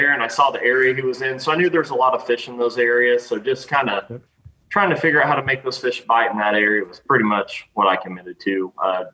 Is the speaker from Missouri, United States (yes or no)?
yes; Table Rock Lake, Missouri, United States; I'm from Table Rock